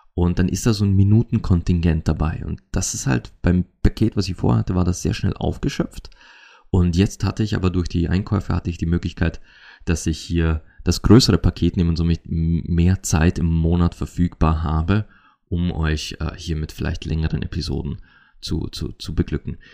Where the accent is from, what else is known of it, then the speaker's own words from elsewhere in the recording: Austria; accent: Austrian dialect; in meinem österreichischen Dialekt auf Mundart